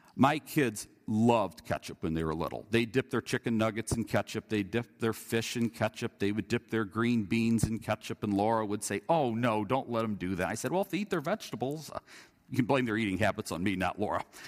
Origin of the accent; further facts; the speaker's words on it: Indiana, United States; growing up in Indiana